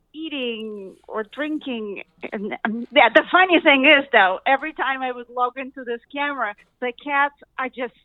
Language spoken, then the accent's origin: English; Russia; English is a second language; moved away; I'm from Russia originally.